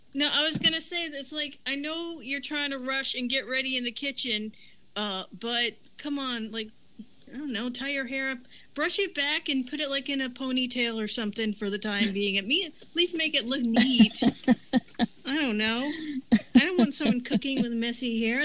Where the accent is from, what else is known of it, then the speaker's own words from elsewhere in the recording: Florida, United States; now in North Carolina, United States; I'm from originally from Florida, and I'm currently living in North Carolina